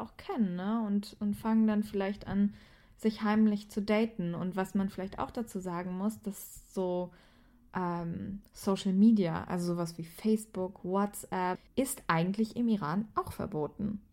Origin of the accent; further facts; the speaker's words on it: Germany; bei uns in Deutschland